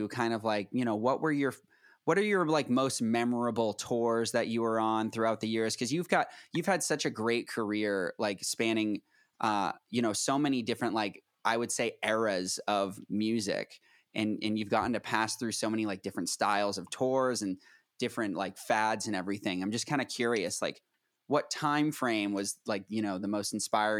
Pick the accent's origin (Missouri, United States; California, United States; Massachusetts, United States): Massachusetts, United States; Boston; I'm from Boston